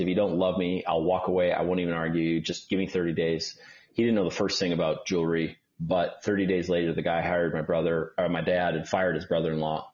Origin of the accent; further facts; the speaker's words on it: Milwaukee, Wisconsin, United States; moved away as an adult; also born or lived in Detroit, Michigan / Los Angeles, California; now in Atlanta, United States; my parents moved to Milwaukee, Wisconsin. So I lived uh, pretty much most of my life in Milwaukee